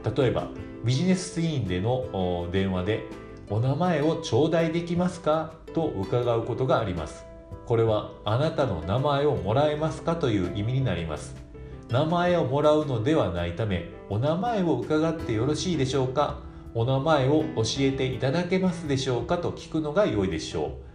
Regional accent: Japan; 自分自身で日本人

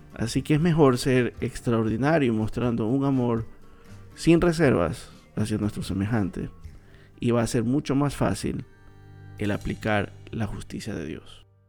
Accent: Coast, Ecuador; yo soy de Ecuador y yo soy de una parte del Ecuador que es la costa

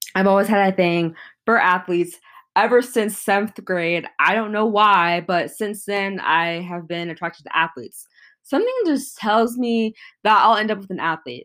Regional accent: Atlanta, Georgia, United States; I was born in Atlanta, Georgia

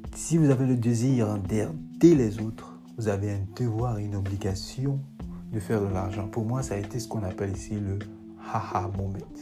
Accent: Lyon, Auvergne-Rhône-Alpes, France; moved away as an adult; now in United States; Je suis de Lyon, euh, vieux aux États-Unis euh, depuis plus, euh, de 5 ans

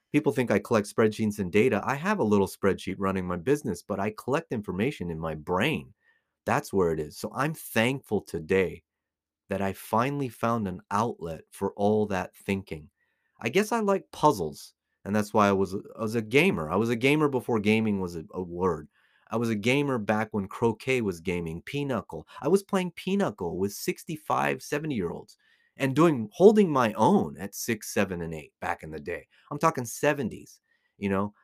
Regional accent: United States; now in Las Vegas, United States; born and raised in America

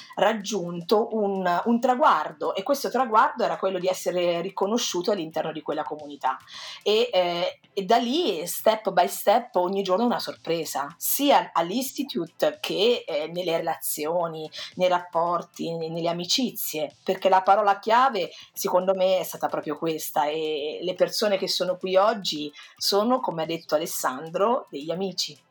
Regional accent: Perugia, Umbria, Italy; vengo da Perugia

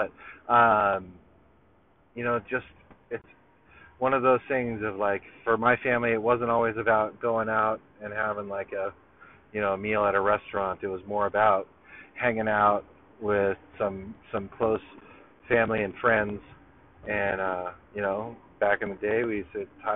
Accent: Long Beach, California, United States; also born or lived in Belmont Shore, California; I came to Long Beach like right before like this like the after third grade

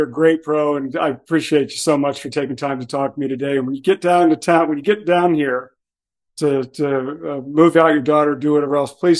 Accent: Cincinnati, Ohio, United States; I was born in Cincinnati

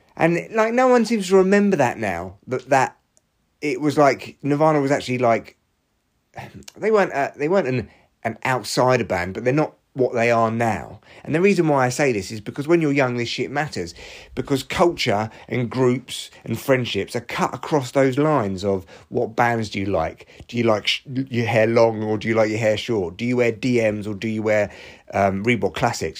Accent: Barnet, London, United Kingdom; moved away; my hometown

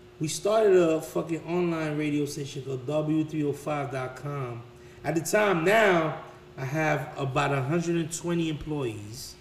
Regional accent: Haiti; moved away; also born or lived in Miami, Florida, United States / Vermont, United States; I'm from Haiti

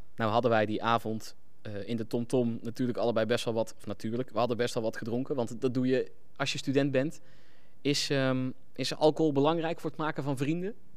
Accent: North Brabant, Netherlands; moved away; also born or lived in Nijmegen / Groningen; ik kom ook uit Brabant

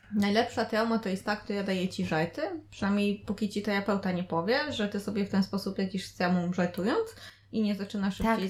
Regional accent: a village in Opole region, Opole Voivodeship, Poland; ja pochodzę z opolskiej wsi

